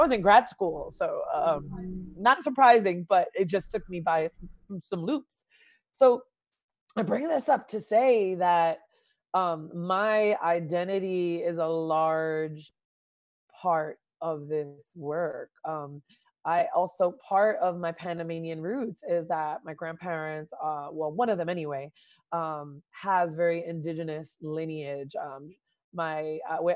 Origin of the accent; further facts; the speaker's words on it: Jersey City, New Jersey, United States; I grew up in the inner city and center city, I would say, of Jersey City, New Jersey.